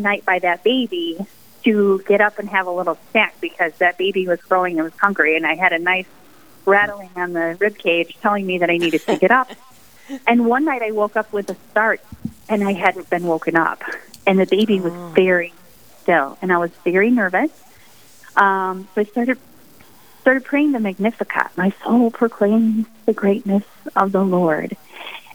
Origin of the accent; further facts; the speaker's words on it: the Thumb of Michigan, United States; moved away as an adult; now in Sioux Falls, United States; I'm originally from Michigan. I grew up in the Thumb of Michigan